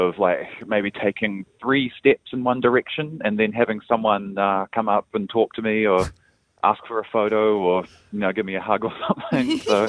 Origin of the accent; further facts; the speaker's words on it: Wellington, New Zealand; from Wellington.